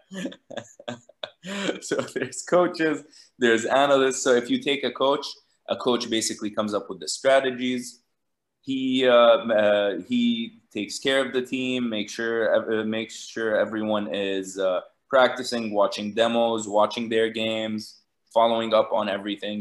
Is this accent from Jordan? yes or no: yes; Jordan; also born or lived in Lebanon / Los Angeles, United States; I grew up in Jordan, and uh, I went to high school here